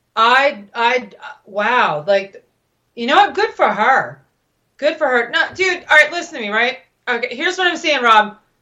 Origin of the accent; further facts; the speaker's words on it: United States; I'm an American